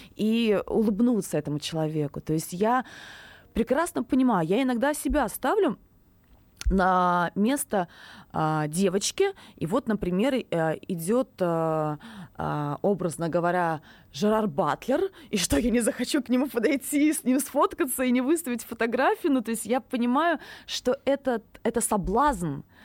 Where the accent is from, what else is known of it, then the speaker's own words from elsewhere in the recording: Saint Petersburg, Russia; первое мое выступление на большой площадке в Санкт-Петербурге, в родном городе